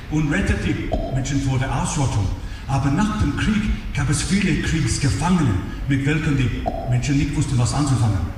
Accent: Australia; moved away; aus meinem Heimat, aus Australien

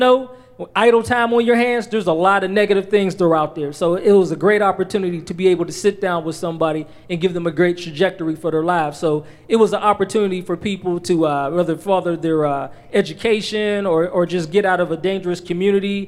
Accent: Penn Hills, Pennsylvania, United States; also born or lived in Swissvale, Pennsylvania; I grew up between Swissville and Penn Hills, back and forth every day.

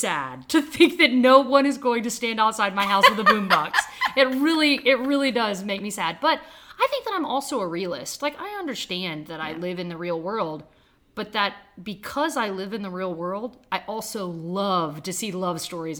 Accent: Waco, Texas, United States; also born or lived in Houston, Texas; I'm 36, I live in Houston. I'm originally from Waco, Texas

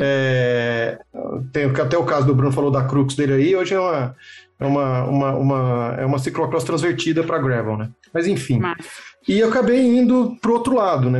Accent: Minas Gerais, Brazil; moved away as an adult; also born or lived in São Carlos; quando eu estava em Turama, em Minas Gerais, né? Porque eu sou mineiro, lá é a escola, tudo

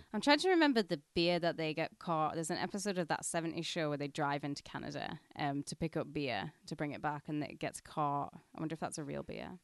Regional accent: Penrith, North West England, United Kingdom; moved away; we're, we're going for a day out in my hometown

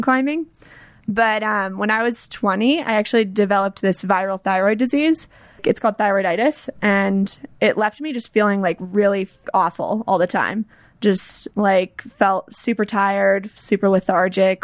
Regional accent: Atlanta, Georgia, United States; moved away as an adult; now in Boulder, United States; I grew up in Atlanta

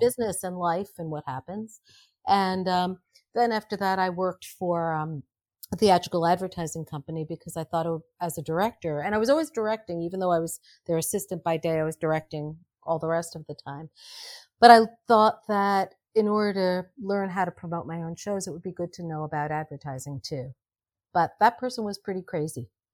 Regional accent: New York City, New York, United States; I grew up in Greenwich Village

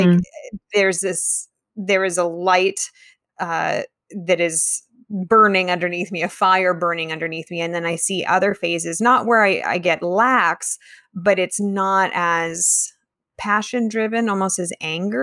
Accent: California, United States; growing up in Tahoe, growing up in the mountains where the threat of wildfire was very real at all times

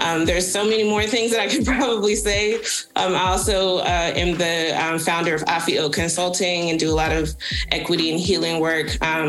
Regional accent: Atlanta, Georgia, United States; now in Greensboro, United States; I'm originally from Atlanta, Georgia

